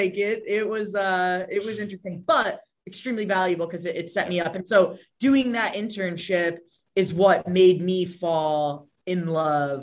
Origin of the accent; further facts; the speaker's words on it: Connecticut, United States; moved away as an adult; work in my hometown, have my family